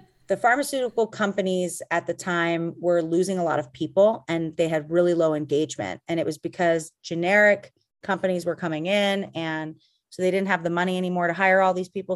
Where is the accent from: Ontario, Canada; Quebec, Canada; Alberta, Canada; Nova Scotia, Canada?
Alberta, Canada; Calgary; also born or lived in Boston; now in Los Angeles, United States; I grew up in Calgary, Alberta, which is a cold town